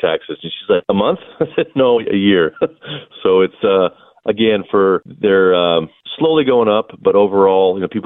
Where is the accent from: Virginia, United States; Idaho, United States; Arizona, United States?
Idaho, United States; Nampa; I grew up in Nampa, born and raised